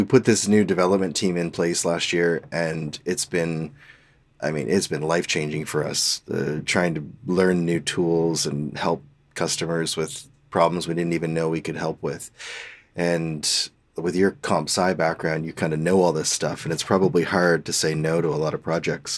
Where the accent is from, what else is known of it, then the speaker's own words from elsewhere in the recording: Halifax, Nova Scotia, Canada; moved away; I was from Halifax